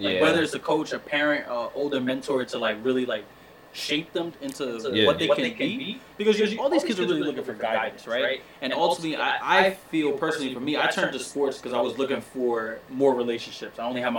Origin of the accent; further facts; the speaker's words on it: New York City, New York, United States; growing up in Park Chester, throwing snack. That was a little league in the Bronx.